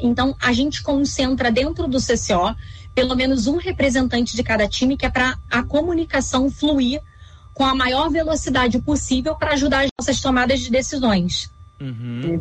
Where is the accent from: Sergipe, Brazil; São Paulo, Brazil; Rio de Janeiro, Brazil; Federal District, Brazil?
Rio de Janeiro, Brazil; eu sou carioca, morava no Rio de Janeiro